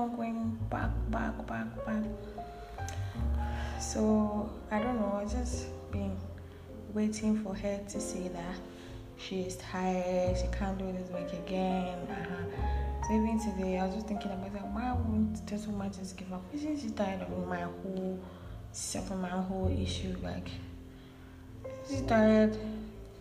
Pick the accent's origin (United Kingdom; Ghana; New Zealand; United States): Ghana; I'm a Ghanaian.